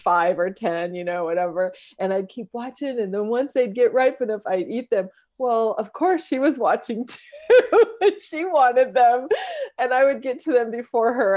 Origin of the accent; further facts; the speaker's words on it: San Diego, California, United States; so I grew up in San Diego, and my childhood home was in College Grove